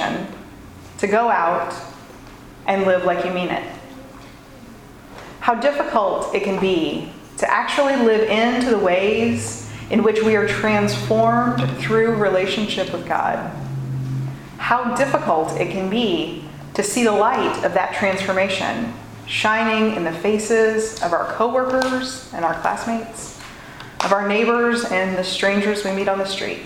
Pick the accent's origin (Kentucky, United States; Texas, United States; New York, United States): Kentucky, United States; Louisville; the shopping district in my hometown